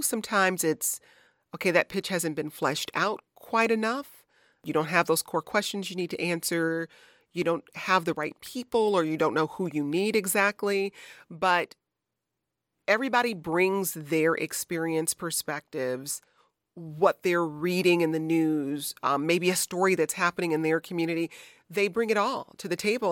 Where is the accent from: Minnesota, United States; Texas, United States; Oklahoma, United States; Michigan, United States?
Michigan, United States; also born or lived in Chicago; now in Washington, D.C., United States; my home state of Michigan